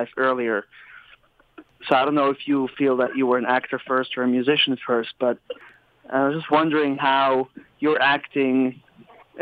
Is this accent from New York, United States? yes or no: yes; New York City, New York, United States; From New York City